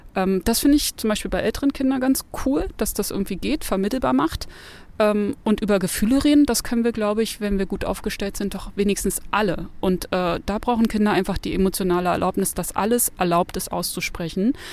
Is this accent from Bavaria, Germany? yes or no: no; Berlin, Germany; ich bin in Berlin geboren